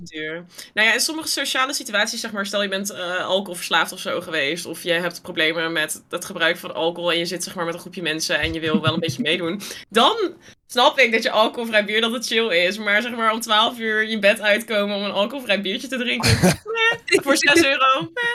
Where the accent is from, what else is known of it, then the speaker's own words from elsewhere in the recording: Netherlands; Terwijl wij als Nederlanders